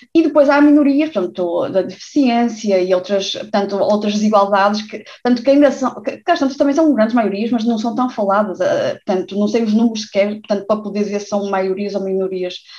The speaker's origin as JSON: {"language": "Portuguese", "country": "Portugal", "tie": "born or raised there", "said": "eu cresci em Portugal"}